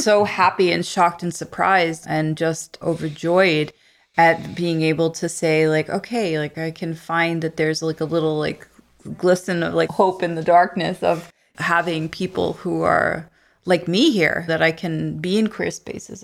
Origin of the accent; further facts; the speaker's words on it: New York City, New York, United States; moved away as an adult; also born or lived in Bay Ridge, Brooklyn; I'm a transplant from Canarsie